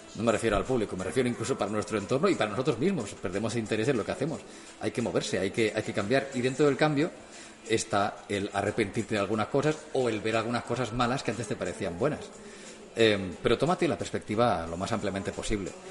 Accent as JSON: {"language": "Spanish", "town": "Martorell", "region": "Catalonia", "country": "Spain", "tie": "born or raised there", "said": "en la radio de Martorey de mi pueblo"}